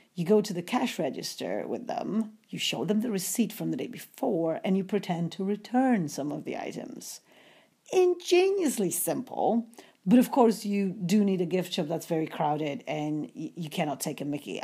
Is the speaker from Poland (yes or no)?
yes; Poland; moved away as an adult; I'm a student from Poland trying to make some money in the U S for the future